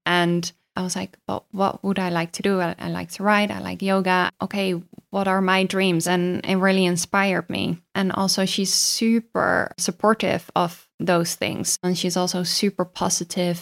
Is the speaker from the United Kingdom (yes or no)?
no; Netherlands; I am from Holland.